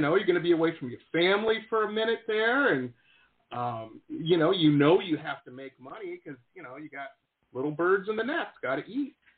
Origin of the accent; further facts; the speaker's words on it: Detroit, Michigan, United States; moved away; growing up in Detroit